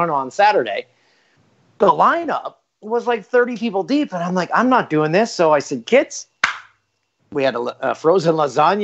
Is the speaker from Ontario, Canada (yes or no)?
yes; Peterborough, Ontario, Canada; my hometown of Peterborough